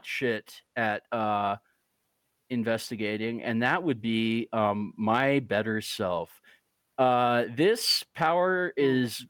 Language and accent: English; Utah, United States; I'm from Utah